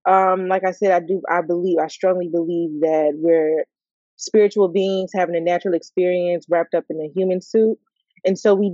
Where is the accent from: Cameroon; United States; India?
United States; Chicago, Illinois; I'm from Chicago, baby. I'm from the streets.